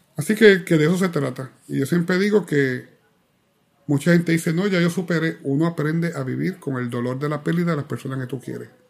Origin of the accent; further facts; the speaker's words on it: Ponce, Puerto Rico; en la calle de mi casa, en la playa de Ponce